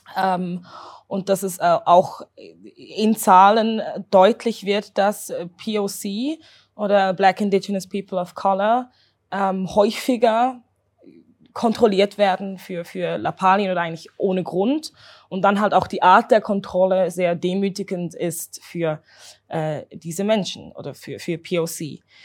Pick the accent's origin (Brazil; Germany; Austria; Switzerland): Switzerland; Zurich; bin Zürcherin, also hier geboren, hier aufgewachsen